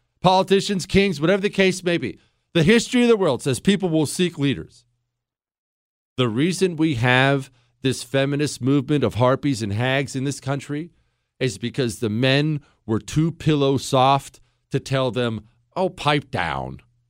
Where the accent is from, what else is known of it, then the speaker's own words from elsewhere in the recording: Montana, United States; also born or lived in Ohio; Because I grew up mainly in Montana. Now, some in Ohio, but mainly in Montana. And Montana's as white as snow.